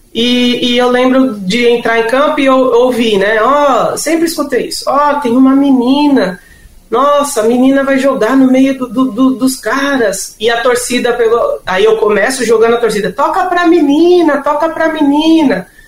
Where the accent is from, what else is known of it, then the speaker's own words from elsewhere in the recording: São Paulo, Brazil; eu e meu irmão nascemos em São Paulo